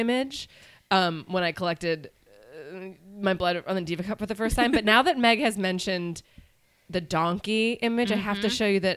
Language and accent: English; the Northwest, Pacific Northwest, United States; I'm from the Northwest where salmon swim freely